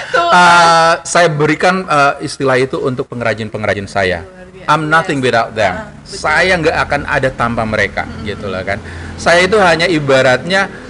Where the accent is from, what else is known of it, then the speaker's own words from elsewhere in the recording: Yogyakarta, Special Region of Yogyakarta, Indonesia; now in Gorontalo, Indonesia; saya besar pendidikan saya di Jogja